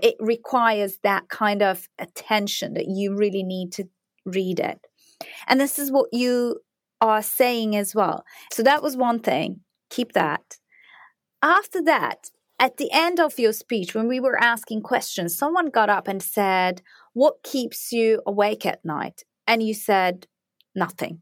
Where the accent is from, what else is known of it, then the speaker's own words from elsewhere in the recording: Turkey; moved away; I'm from Turkey